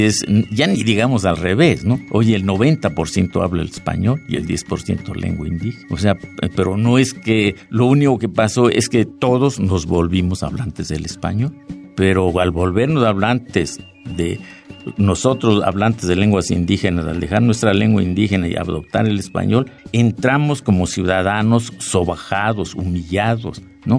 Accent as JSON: {"language": "Spanish", "region": "Oaxaca", "country": "Mexico", "said": "el de mi pueblo, el del pueblo indígena de Oaxaca"}